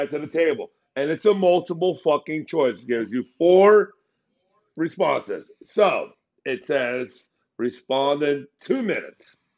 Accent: New Jersey, United States; I'm from New Jersey

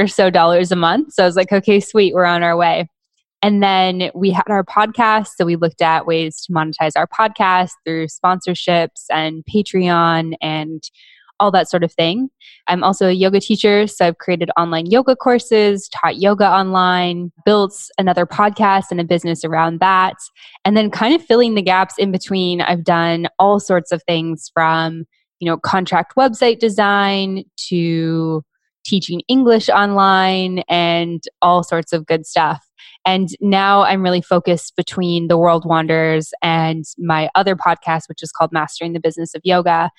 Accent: Canada; moved away as an adult; we're Canadian

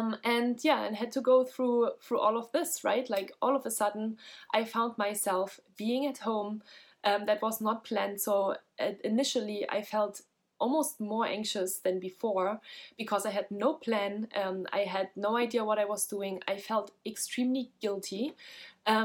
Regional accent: Germany; I'm from Germany as well

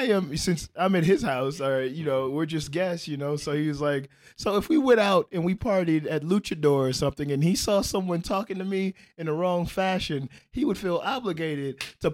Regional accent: Midwest, United States; Okay, I'm from the Midwest.

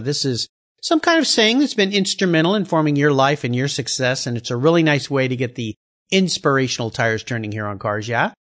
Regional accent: San Diego, California, United States; I grew up in San Diego

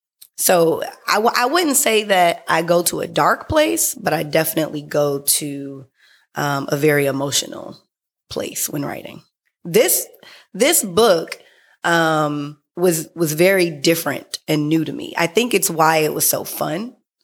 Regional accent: San Francisco, California, United States; also born or lived in San Diego; I was born in San Diego. I didn't spend very much time there. Mm-hmm. So I was definitely raised in San Francisco.

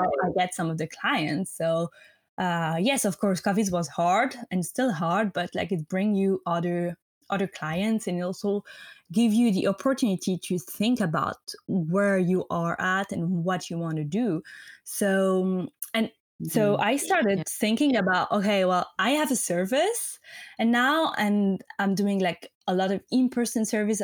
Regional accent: French-speaking Switzerland, Romandy, Switzerland; English is a second language; moved away as an adult; I'm not American, so I'm from Switzerland, the French-speaking part of Switzerland

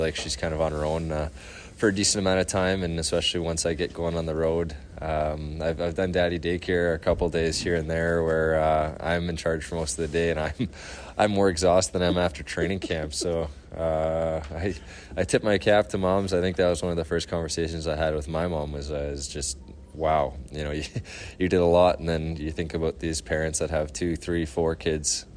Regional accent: near Langley, British Columbia, Canada; Trinity Western in Langley, uh, which is right by my hometown

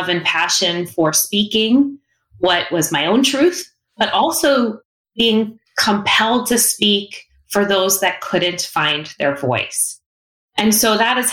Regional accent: South Shore, Long Island, New York, United States; I'm from Long Island. And I knew people who were in the city, family members. You know, I grew up on the South Shore

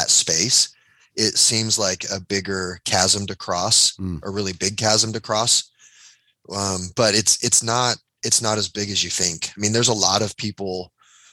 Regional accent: St. George, Utah, United States; my brother and I, we grew up in St. George, Utah, in a suburban area

